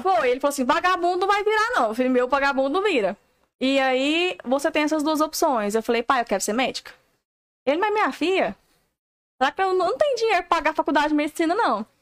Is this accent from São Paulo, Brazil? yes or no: no; Paraúna, Goiás, Brazil; moved away as an adult; Eu vim lá da Paraúna. Se procurar no mapa, dá trabalho.